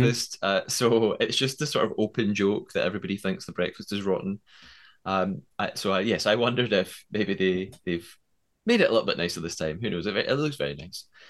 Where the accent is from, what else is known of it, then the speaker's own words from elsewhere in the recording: United Kingdom; I'm British